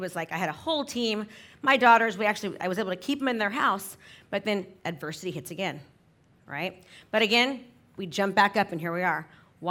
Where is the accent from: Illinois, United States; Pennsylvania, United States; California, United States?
California, United States; San Francisco; I'm from San Francisco. So you used to need a travel agent to go from San Francisco to LA.